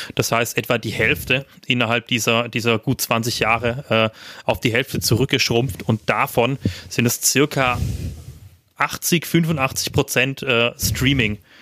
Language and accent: German; Schwaigern, Baden-Württemberg, Germany; meinem Heimatdorf